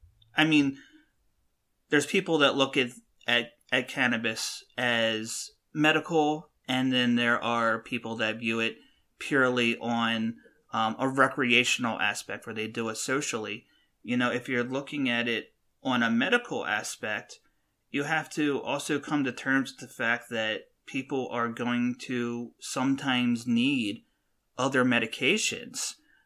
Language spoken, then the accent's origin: English; West Coast, United States; I know more about the plant because I'm from the West Coast